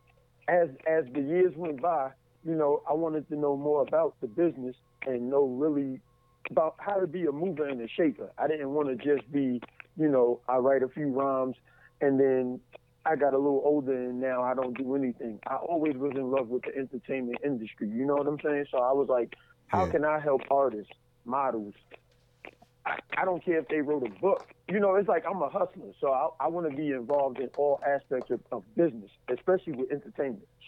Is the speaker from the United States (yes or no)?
yes; New York, United States; now in Atlanta, United States; I'm originally from New York, and now I live in Atlanta, Georgia.